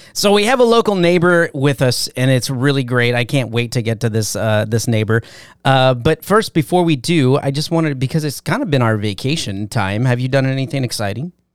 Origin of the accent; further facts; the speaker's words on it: Valencia, California, United States; I was born in Valencia